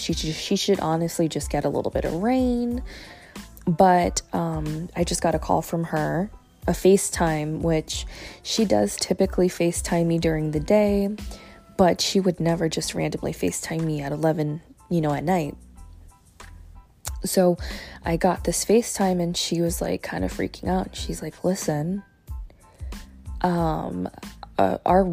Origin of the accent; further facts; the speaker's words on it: Fort Myers, Florida, United States; I actually went to school in Fort Myers. I was born in Fort Myers